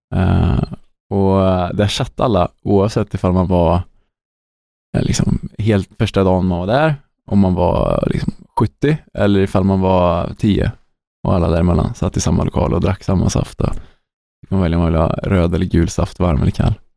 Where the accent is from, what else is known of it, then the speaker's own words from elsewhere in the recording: Sweden; Som svensk